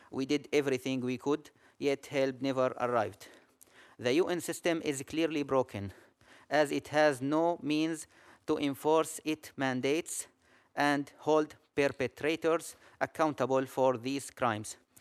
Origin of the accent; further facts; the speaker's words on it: Aleppo, Aleppo Governorate, Syria; I'm an ophthalmologist from Aleppo